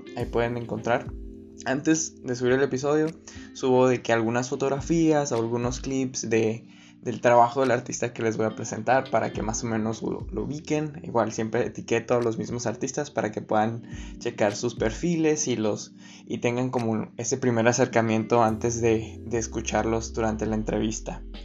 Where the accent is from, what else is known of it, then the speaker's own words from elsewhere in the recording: Agua Prieta, Sonora, Mexico; Yo soy de Agua Prieta Sonora